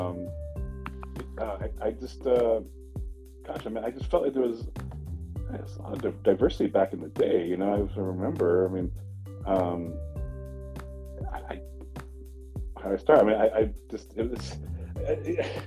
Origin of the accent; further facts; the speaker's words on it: San Diego, California, United States; also born or lived in Subic Bay, Philippines / San Felipe, Zambales, Philippines / Los Angeles, United States; now in San Bernardino, United States; moved to the States when I was one, and lived most of my life in Southern California. Started out in San Diego